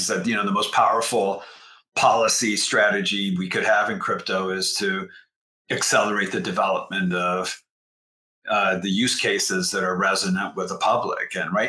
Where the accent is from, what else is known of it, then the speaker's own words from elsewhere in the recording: United States; as an American